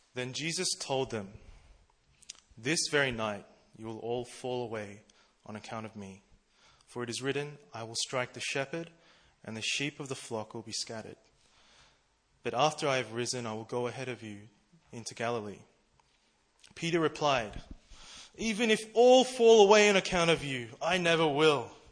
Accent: Melbourne, Victoria, Australia; now in Seoul, South Korea; I'm from Melbourne, Australia.

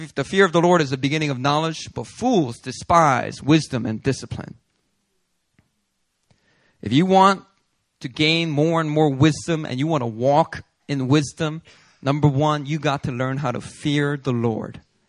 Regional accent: Daegu, South Korea; I'm from Daegu, so a lot of Gyeongsangdo men, they don't say much, right?

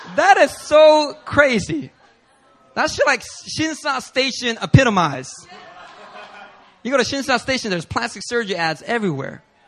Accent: Philadelphia, Pennsylvania, United States; moved away; I'm from Philly

